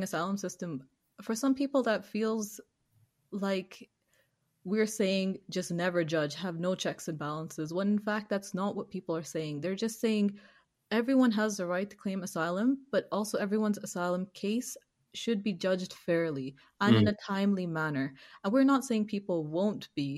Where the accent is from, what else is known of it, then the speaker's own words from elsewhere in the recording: Pakistan; I'm Pakistani